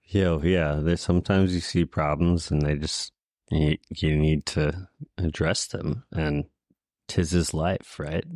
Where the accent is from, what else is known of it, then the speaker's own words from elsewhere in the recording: Houston, Texas, United States; moved away; I'm originally from Houston